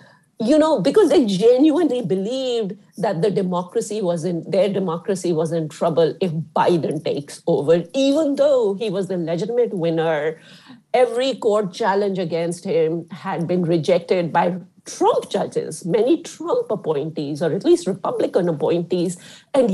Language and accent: English; India; moved away; I grew up in India